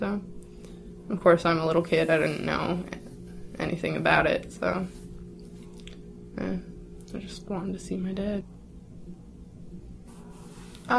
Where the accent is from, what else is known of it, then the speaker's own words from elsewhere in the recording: Spokane, Washington, United States; I'm from Spokane, Washington